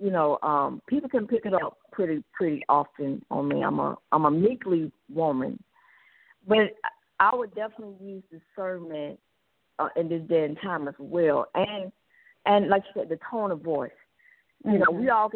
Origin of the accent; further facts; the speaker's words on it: Atlanta, Georgia, United States; I'm born and raised in Atlanta